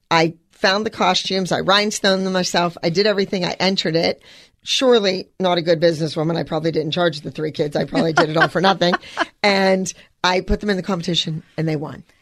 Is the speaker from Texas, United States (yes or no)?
no; Los Angeles, California, United States; And I'm from Los Angeles.